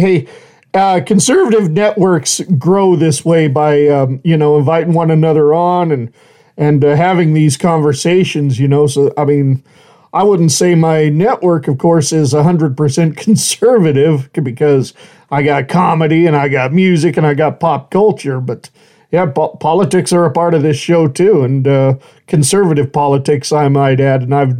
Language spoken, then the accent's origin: English; United States; I mean, first and foremost, I'm an American, proud of my country, you know